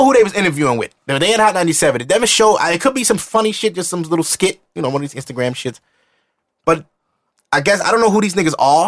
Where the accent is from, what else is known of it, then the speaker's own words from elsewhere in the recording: New York City, New York, United States; I'm not West Indian, but I'm from East Flatbush